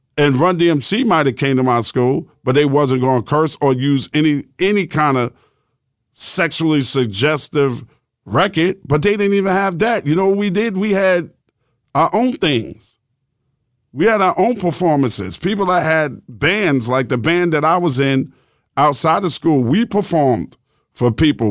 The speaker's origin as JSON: {"language": "English", "region": "New York", "country": "United States", "said": "I'm from New York"}